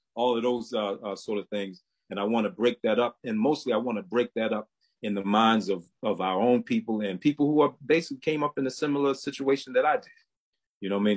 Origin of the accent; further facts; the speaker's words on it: Baltimore, Maryland, United States; now in High Point, United States; I'm originally from Baltimore, Maryland, but I'm currently living in uh, High Point, North Carolina